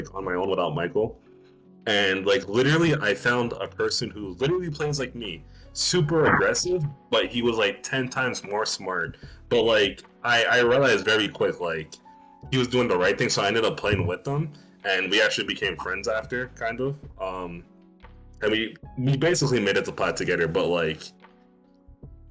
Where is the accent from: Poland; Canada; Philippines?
Canada; I'm Canadian